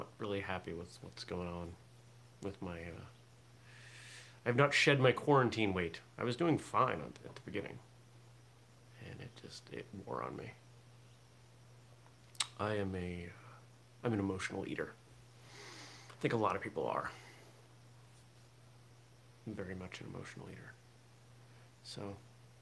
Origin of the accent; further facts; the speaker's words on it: Maine, United States; I grew up in Maine